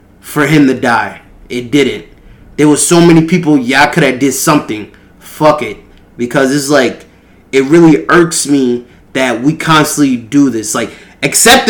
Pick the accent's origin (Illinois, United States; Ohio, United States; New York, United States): New York, United States; Baldwin; growing up in New York and Long Island